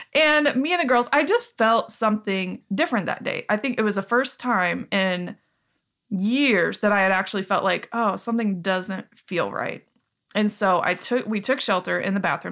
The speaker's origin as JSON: {"language": "English", "town": "Joplin", "region": "Missouri", "country": "United States", "said": "as our identity as people from Joplin"}